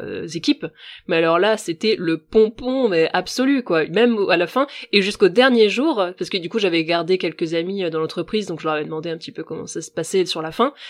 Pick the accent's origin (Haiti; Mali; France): France; Finistère, Brittany; je suis bretonne et en Bretagne, c'est vrai que toi, tu vois, je viens du Finistère. Euh, là d'où je viens, il y a très peu de mixité ethnique